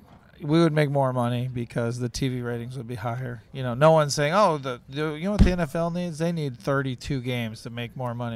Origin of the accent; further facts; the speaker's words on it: Wisconsin, United States; now in Ohio, United States; I was born in Wisconsin